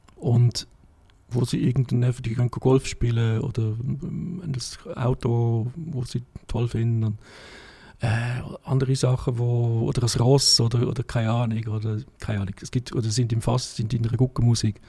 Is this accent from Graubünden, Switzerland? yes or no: yes; Davos, Graubünden, Switzerland; moved away; also born or lived in Zurich; ich bin in Davos aufgewachsen